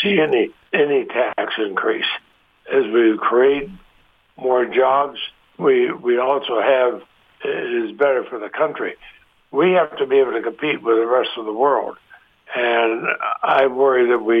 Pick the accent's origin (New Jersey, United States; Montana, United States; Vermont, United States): Vermont, United States; Montpelier; I grew up in Montpelier, our capital city